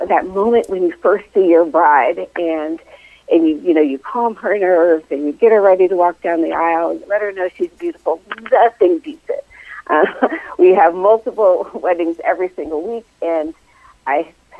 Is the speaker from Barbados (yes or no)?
no; Northern Virginia, United States; I am originally from the Northern Virginia area, born and raised in that area